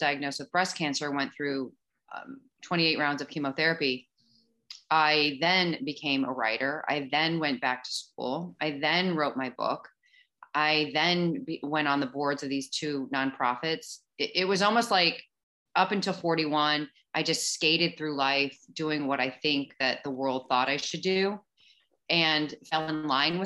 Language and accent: English; St. Louis, Missouri, United States; I grew up in St. Louis. I grew up in the Midwest